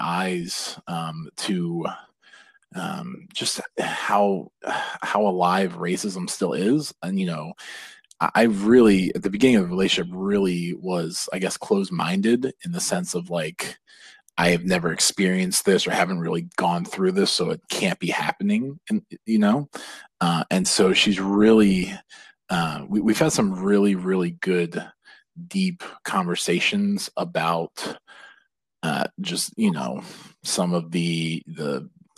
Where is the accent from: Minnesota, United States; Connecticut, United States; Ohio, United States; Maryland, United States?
Maryland, United States; Ellicott City; growing up in Ellicott City, Maryland